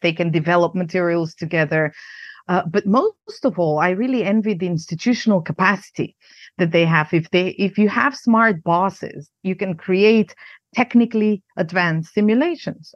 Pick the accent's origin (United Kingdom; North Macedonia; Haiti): North Macedonia; moved away as an adult; also born or lived in United States; now in Prague, Czech Republic; I grew up in Yugoslavia, a country that doesn't exist anymore. And, um, I'm Macedonian, but also American, um, citizen now. And I live in the Czech Republic, in Prague.